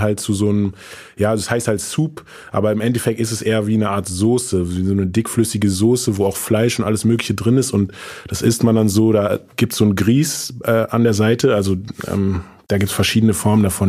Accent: Berlin, Germany; also born or lived in Frankfurt; Meine Eltern leben beide noch in Morbid auch, also quasi auch in der gleichen Gegend, wo ich aufgewachsen bin

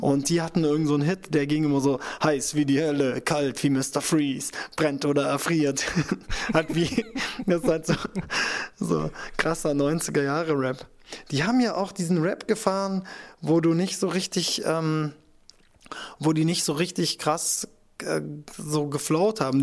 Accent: Kirchheim unter Teck, Baden-Württemberg, Germany; aus meiner Heimatstadt Kirchheim unter Teck

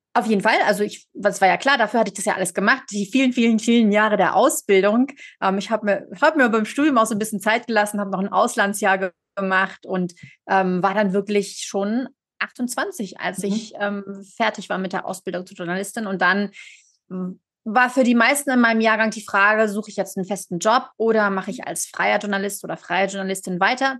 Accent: Germany; moved away as an adult; now in Geneva, Switzerland; gebürtige Deutsche, lebe aber seit zehn Jahren in Genf in der Südschweiz

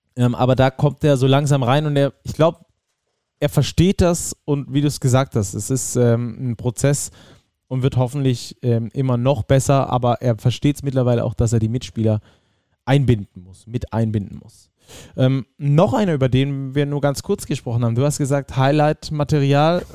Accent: Rhineland, Germany; ich als Rheinländer auch hier zu sein. Ne? Meine Familie ist um die Ecke

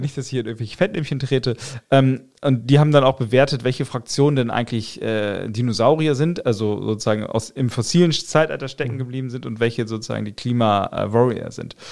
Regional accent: Buxtehude, Lower Saxony, Germany; also born or lived in Otterndorf / Osnabrück; ich bin 85 in Otterndorf geboren, dann bin ich in Buxtehude aufgewachsen

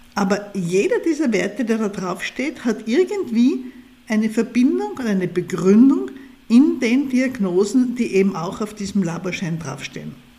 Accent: Austria; zumindest bei uns hier in Österreich

